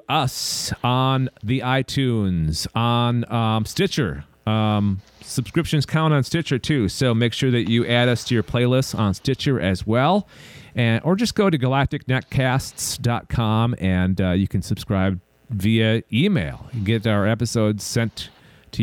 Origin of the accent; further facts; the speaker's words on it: Minneapolis, Minnesota, United States; my hometown, Minneapolis, St. Paul